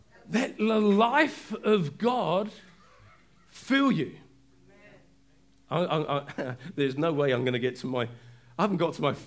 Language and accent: English; England, United Kingdom; I'm quiet as an Englishman. I am. I'm really introvert as an Englishman